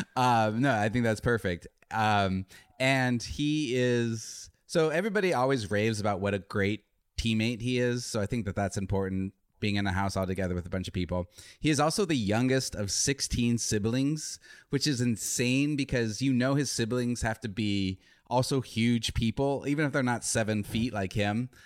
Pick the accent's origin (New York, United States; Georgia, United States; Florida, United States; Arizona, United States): Arizona, United States; now in Los Angeles, United States; I'm, I'm from Arizona